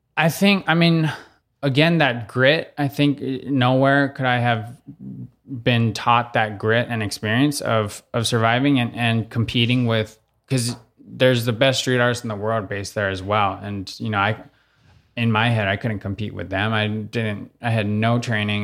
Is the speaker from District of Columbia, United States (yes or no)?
no; Oahu, Hawaii, United States; moved away as an adult; also born or lived in New York; I grew up in Kahulu, so it's right around the corner from the country's more side of, of the windward, uh, side